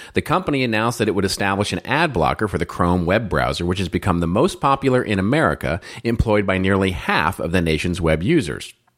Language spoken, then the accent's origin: English; Irving, Texas, United States; also born or lived in Dallas; I grew up in Irving, and I used to say, yeah, I grew up in the streets, the mean streets of Irving, Texas.